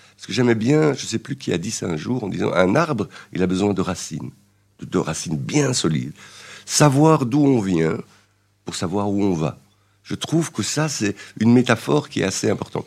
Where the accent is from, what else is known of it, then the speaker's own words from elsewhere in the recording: Belgium; je suis belge, né en Belgique, d'origine marocaine, mais je me sens aussi marocain